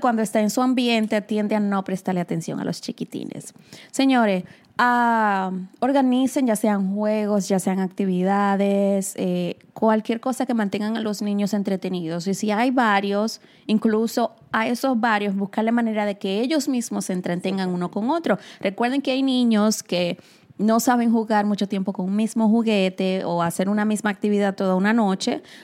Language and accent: Spanish; Dominican Republic; now in New York, United States; yo que soy nacida y criada en República Dominicana